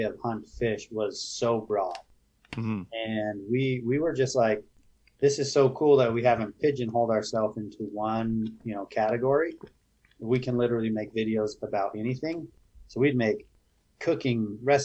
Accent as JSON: {"language": "English", "region": "Utah", "country": "United States", "tie": "born or raised there", "said": "growing up in Utah"}